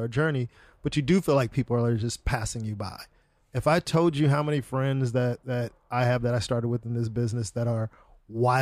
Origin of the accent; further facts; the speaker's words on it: Los Angeles, California, United States; I live in LA. I grew up here. I'm born here